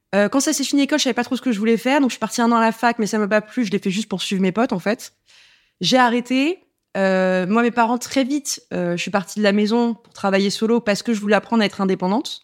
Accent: Paris, Île-de-France, France; je suis parisienne

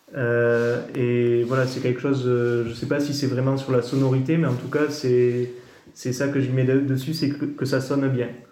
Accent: Campan, Occitania, France; also born or lived in Bordeaux; J'ai grandi à Campan, donc dans les, dans les Hautes-Pyrénées

